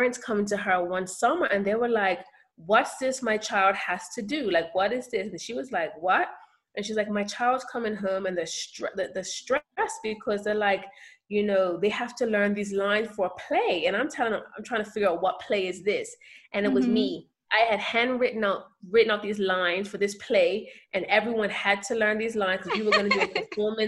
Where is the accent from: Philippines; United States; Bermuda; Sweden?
Bermuda; moved away as an adult; now in Nairobi, Kenya; growing up in Bermuda, I was shy because there was one mold to fit into